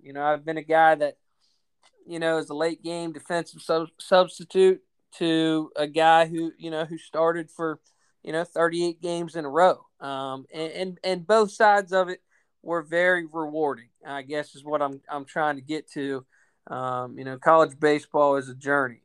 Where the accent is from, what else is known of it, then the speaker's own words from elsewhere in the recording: Maryland, United States; moved away as an adult; now in North Carolina, United States; close to my hometown, actually in Maryland. So uh, deep down, I do have my Yankee roots